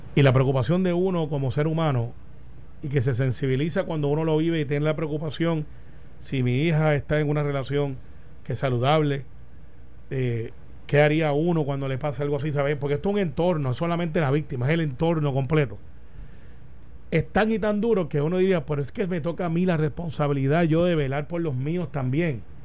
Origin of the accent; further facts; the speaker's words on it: Puerto Rico; ves a los puertorriqueños, ves los luchadores que somos